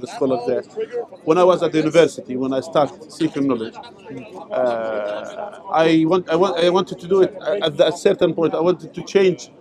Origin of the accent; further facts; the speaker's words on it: Jordan; moved away as an adult; also born or lived in Saudi Arabia; I am originally from Jordan, mm. uh, from the tribes of Jordan